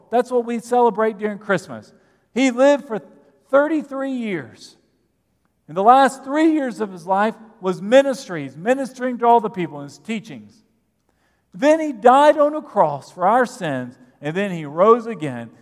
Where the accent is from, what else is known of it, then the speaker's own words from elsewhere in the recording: United States; We are here in America and as American citizens